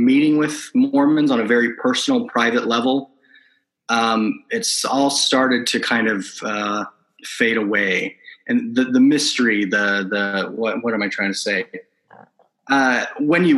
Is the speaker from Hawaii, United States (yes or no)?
no; Shelley, Idaho, United States; moved away as an adult; also born or lived in Provo, Utah; now in St. George, United States; I was raised in Shelley, Idaho